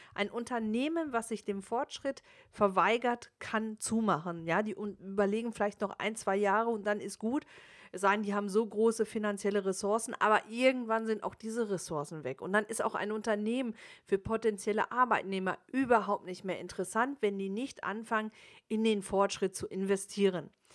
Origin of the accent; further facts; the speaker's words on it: Germany; also born or lived in United States; bei uns in Deutschland